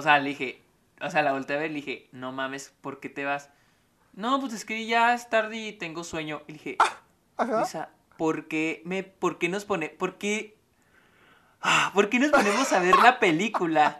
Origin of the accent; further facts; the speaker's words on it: Mexico; now in El Paso, United States; soy de México